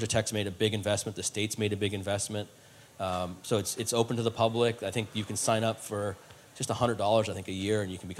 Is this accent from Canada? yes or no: yes; Canada; moved away; being Canadian